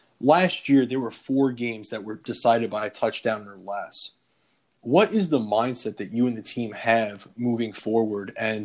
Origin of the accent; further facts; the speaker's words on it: Chicago, Illinois, United States; moved away; I'm originally from the Chicago area